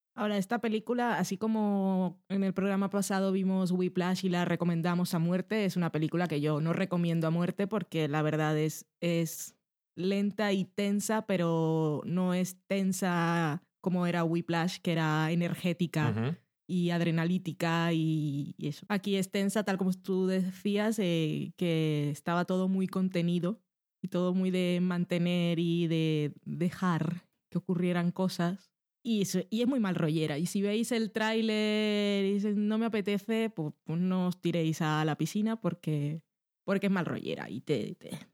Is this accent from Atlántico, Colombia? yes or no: yes; Barranquilla, Atlántico, Colombia; moved away